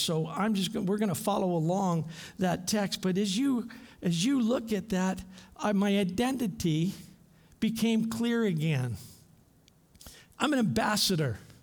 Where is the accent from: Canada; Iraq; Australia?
Canada; London, Ontario; moved away as an adult; now in Thailand; I grew up in London, Ontario, the forest city